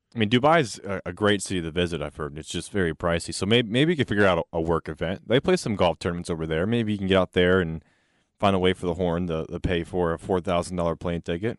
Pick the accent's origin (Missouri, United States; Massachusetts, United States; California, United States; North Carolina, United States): North Carolina, United States; now in Texas, United States; I'm from North Carolina